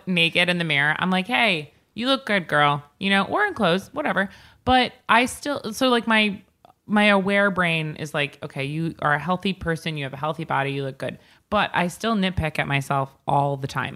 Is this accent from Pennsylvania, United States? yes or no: no; Northport, New York, United States; We used to have a Chinese restaurant in my hometown in Northport